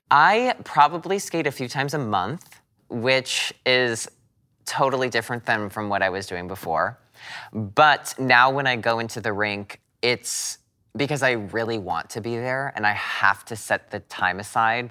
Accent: United States; being an American

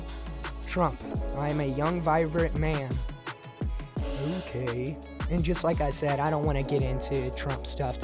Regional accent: Texas, United States; you're my hometown state

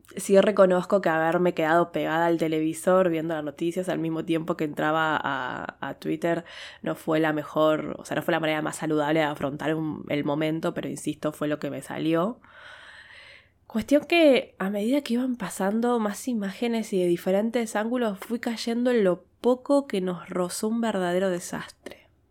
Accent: Argentina

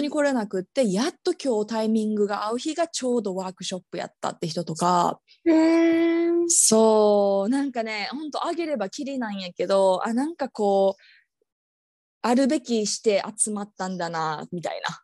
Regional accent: Osaka, Japan; moved away; 私大阪出身

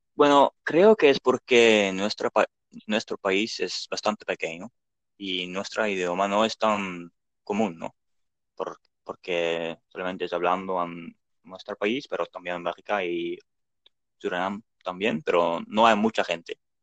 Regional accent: Netherlands; Spanish is a second language; also born or lived in Delft; soy de Holanda

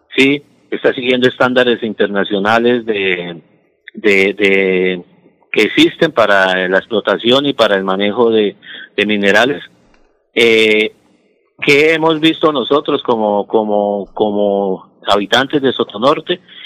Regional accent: Soto Norte province, Santander, Colombia; nosotros allá 20 mil somos colombianos, somos santandereanos

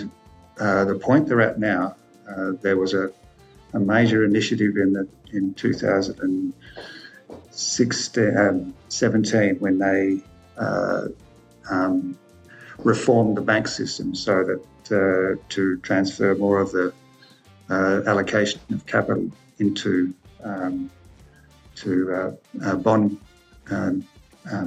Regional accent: Pinjarra, Western Australia, Australia; I grew up in Pinjarra in the 1970s

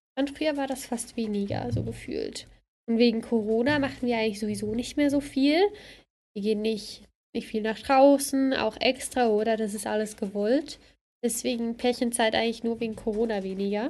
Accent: Bad Ragaz, St. Gallen, Switzerland; Also, ich komme vom Kanton Sankt Gallen, äh, Bad Ragaz

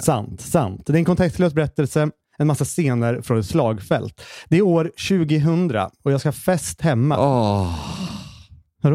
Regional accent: Hallstahammar, Västmanland, Sweden; moved away; jag är i Hallstahammar, min, min hemstad igen

